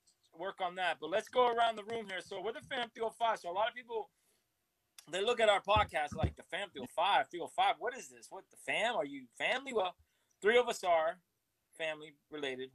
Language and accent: English; Miami, Florida, United States; moved away; I represent 305. And I no longer live there, so I'm north now.